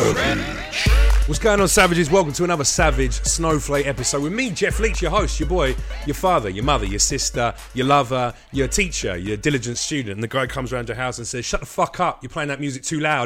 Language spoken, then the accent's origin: English; London, United Kingdom; in London where I grew up on the Estates around where I was